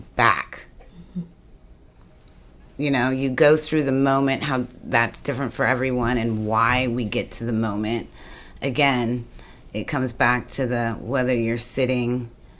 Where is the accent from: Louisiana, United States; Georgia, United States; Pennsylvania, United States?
Louisiana, United States; New Orleans; And I'm from New Orleans, and we have a jazz funeral.